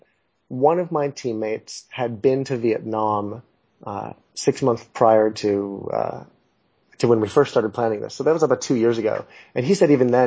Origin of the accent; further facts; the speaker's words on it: Los Angeles, California, United States; moved away as an adult; also born or lived in New York City; I'm originally from Los Angeles. I'm an American. I grew up in L.A.